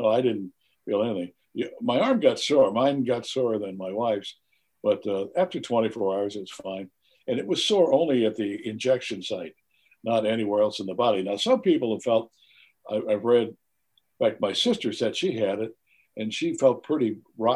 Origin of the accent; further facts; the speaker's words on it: Highland, Illinois, United States; I come from Highland, Illinois, and a small town over there